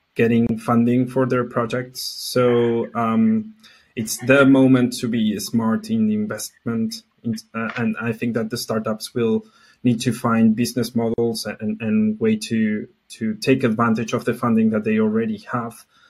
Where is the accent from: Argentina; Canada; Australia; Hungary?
Argentina; I'm from Argentina. Uh, not from Mexico